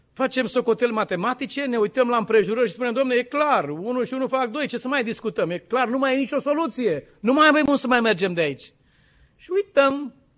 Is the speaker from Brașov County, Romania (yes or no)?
no; Dâmbovița County, Romania; la malul cu flori în Dâmbovița, de unde sunt eu, de acolo, unde e casa noastră